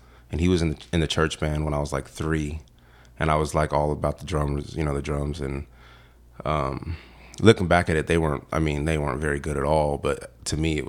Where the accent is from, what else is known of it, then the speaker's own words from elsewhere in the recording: Casa Grande, Arizona, United States; Casa Grande, Arizona.